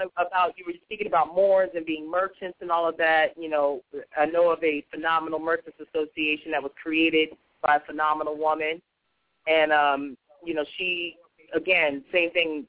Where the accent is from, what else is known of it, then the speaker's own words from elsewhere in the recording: California, United States; moved away as an adult; now in New York, United States; I'm originally from California.